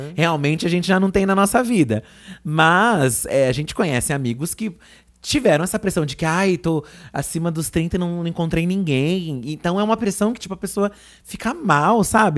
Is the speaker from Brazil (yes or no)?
yes; ABC Paulista, São Paulo, Brazil; a gente vinha lá do ABC